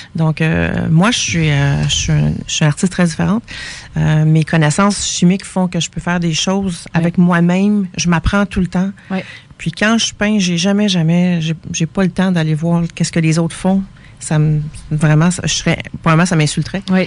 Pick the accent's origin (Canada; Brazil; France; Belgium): Canada; Quebec; Je suis québécoise